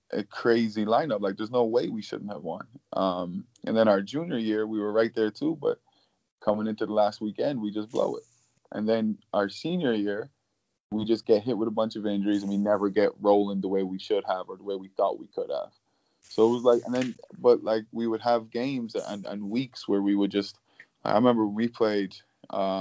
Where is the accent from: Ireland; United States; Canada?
Ireland; moved away; I'm coming from Ireland